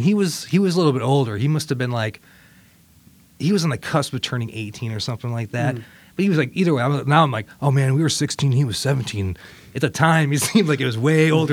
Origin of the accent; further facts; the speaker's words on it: Toledo, Ohio, United States; moved away; also born or lived in Richmond, Virginia; I grew up in Toledo, Ohio moved to Richmond, Virginia